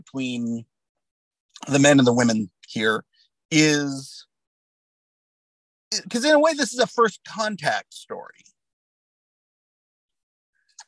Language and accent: English; United States; I'm an American